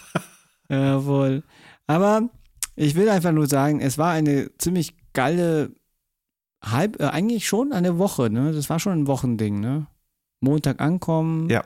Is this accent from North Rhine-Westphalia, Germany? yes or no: no; Munich, Bavaria, Germany; ich bin auch geboren, halt richtig äh, geborener Münchner, auch äh, Bayer